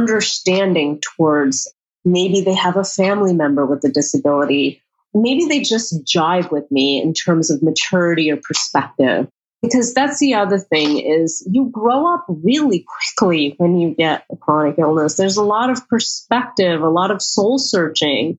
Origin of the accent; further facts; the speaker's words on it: United States; as an American woman